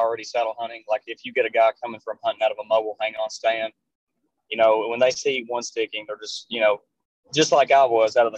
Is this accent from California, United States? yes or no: no; Eastern Kentucky, United States; I was born and raised in Eastern Kentucky.